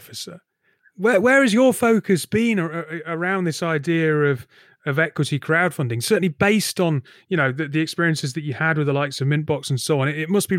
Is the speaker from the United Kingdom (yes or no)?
yes; northern Britain, the north of England, United Kingdom; As a northern white British bloke